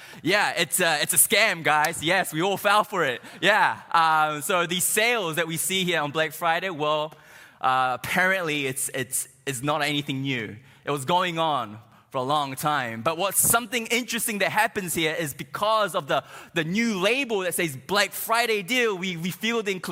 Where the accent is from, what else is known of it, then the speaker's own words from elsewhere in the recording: New Zealand; moved away as an adult; now in United States; I'm not from here. I'm from New Zealand, and I've been here maybe like 6 months now